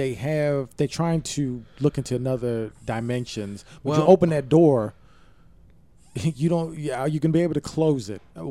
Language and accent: English; Baltimore, Maryland, United States; I'm from Baltimore. If they ask me, I'm like, yeah, that's where I'm from